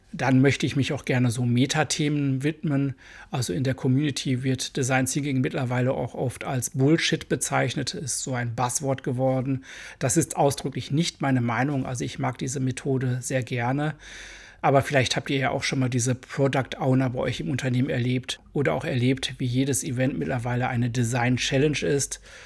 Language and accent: German; Germany; accent: hard German accent (in English); Englisch ist für mich eine Fremdsprache und ich habe einen recht harten deutschen Akzent